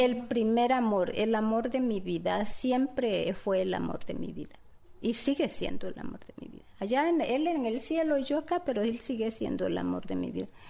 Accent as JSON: {"language": "Spanish", "country": "Mexico", "moved": "yes", "lives_now": "United States", "said": "yo a mi México lo amo porque yo soy mexicana"}